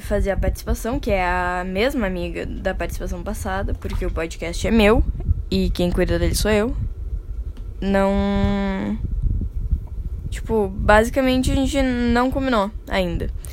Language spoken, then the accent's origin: Portuguese; Brazil; falando como brasileiro